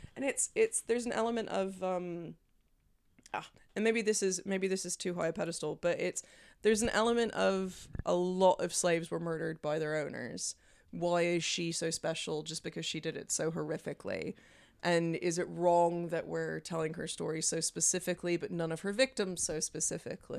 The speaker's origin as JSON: {"language": "English", "town": "Memphis", "region": "Tennessee", "country": "United States", "tie": "born or raised there", "said": "from my hometown, Memphis"}